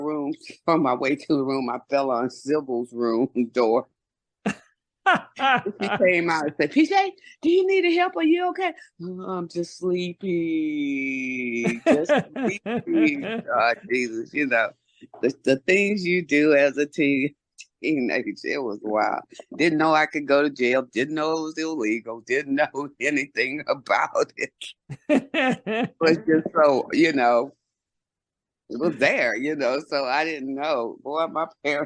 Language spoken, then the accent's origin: English; Houston, Texas, United States; we're from Texas, Houston. We don't get none of that snow like that unless it's a big ado over here